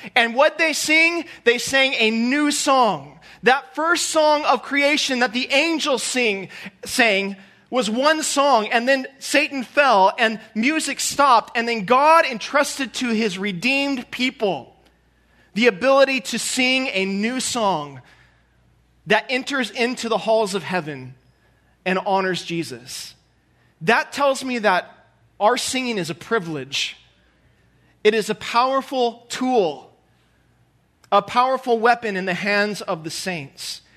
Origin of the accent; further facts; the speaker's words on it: Southern California, United States; moved away as an adult; now in St. Joseph, United States; I'm from Southern California, born and raised